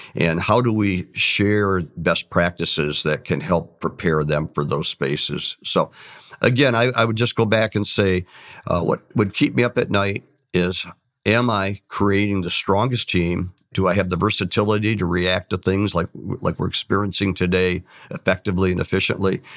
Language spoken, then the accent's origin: English; Saginaw, Michigan, United States; I came from the Saginaw area